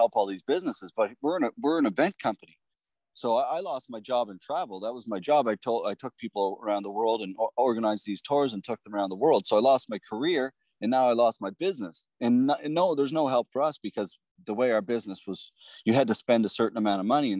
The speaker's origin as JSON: {"language": "English", "town": "Pictou", "region": "Nova Scotia", "country": "Canada", "also_born_or_lived": "Toronto", "said": "I'm from Pictou, Nova Scotia"}